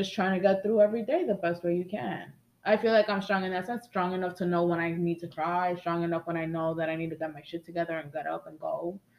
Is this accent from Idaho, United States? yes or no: no; New York City, New York, United States; We're from the Bronx.